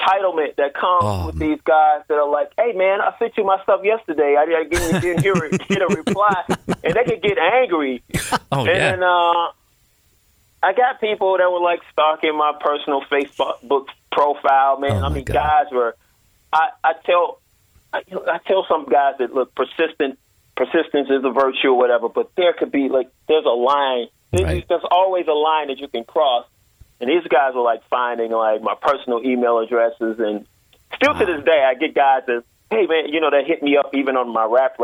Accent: Chicago, Illinois, United States; I grew up in Chicago.

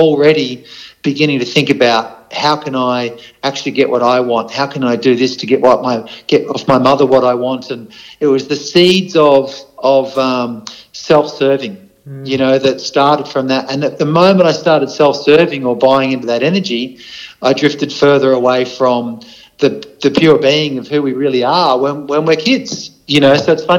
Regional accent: Australia; also born or lived in Darwin; I grew up travelling around Australia. I had three stints living up in Darwin.

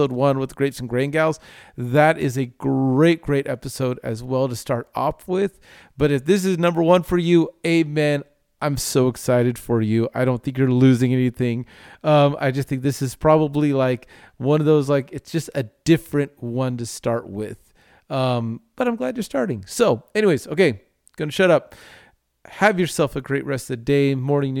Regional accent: Southern California, United States; now in Texas, United States; growing up in Southern California to me coming out here in Texas

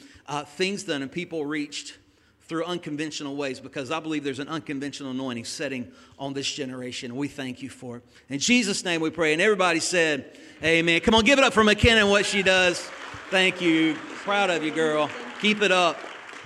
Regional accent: Alabama, United States; accent: southern; Excuse my southern. I am from Alabama

